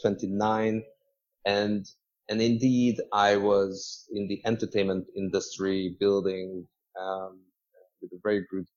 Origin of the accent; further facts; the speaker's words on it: Budapest, Hungary; now in Hong Kong; I'm originally from Hungary, and between Budapest, where I was born, and Hong Kong, I lived in another 8 cities